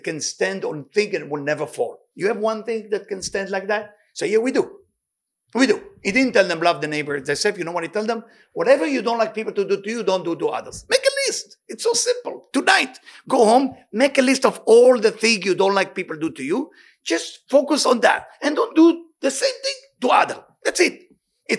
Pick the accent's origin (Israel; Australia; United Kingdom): Israel; moved away; I grew up in Israel